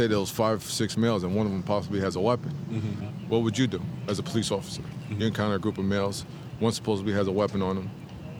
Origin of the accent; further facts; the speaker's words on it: New York City, New York, United States; So I grew up in Queens, right?